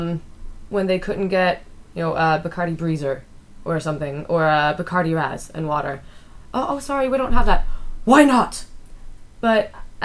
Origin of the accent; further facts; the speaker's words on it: United States; moved away as an adult; now in Iceland; So he's Danish. I'm American.